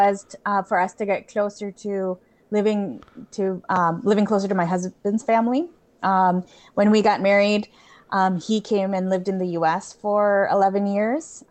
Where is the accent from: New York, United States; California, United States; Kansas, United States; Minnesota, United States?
Minnesota, United States; moved away as an adult; also born or lived in Philippines / Spain / Singapore; now in Belgium; grew up in Minnesota